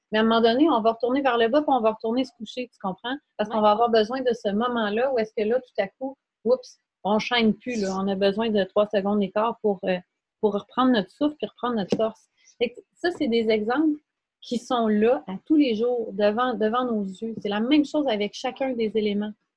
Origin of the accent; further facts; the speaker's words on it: Quebec, Canada; dans mon patelin, là où j'étais née